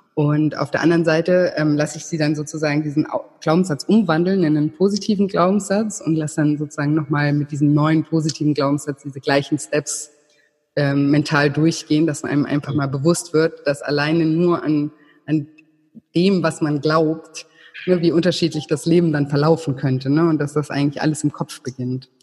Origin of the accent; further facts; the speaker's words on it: Konstanz, Baden-Württemberg, Germany; now in Thailand; ich komme vom Bodensee, aus Konstanz